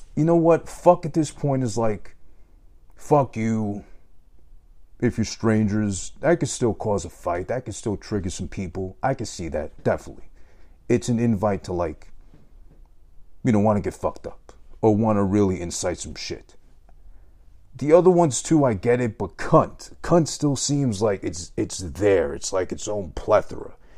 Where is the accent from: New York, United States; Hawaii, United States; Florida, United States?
New York, United States; I'm from New York